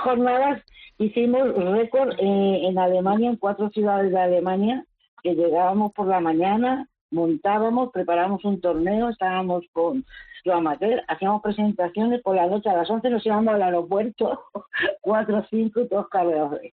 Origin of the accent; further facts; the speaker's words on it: Madrid, Community of Madrid, Spain; moved away as an adult; now in Málaga, Spain; yo soy madrileña